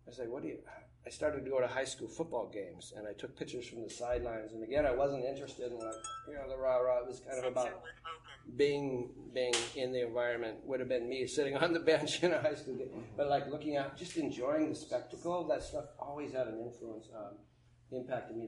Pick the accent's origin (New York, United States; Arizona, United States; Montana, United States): Montana, United States; growing up in Montana